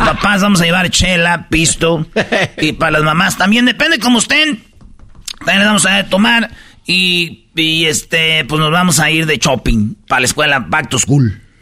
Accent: Jiquilpan, Michoacán, Mexico; yo soy de Jiquilpan, Michoacán

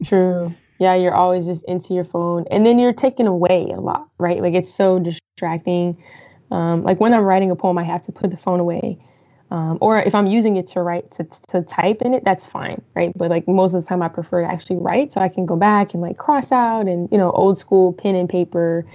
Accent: Colorado Springs, Colorado, United States; moved away as an adult; also born or lived in Washington DC / Maryland / Virginia area; now in DC, Maryland, Virginia area, United States; I'm originally from Colorado. Um, so that was in Colorado Springs, uh, where I'm from

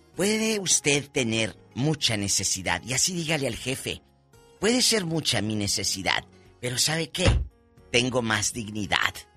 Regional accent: northern Mexico, Mexico; Soy norteña.

